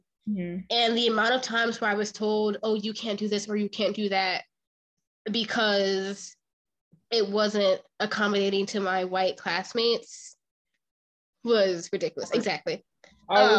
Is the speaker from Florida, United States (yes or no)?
no; Philadelphia, Pennsylvania, United States; also born or lived in the South; I grew up in North Philly.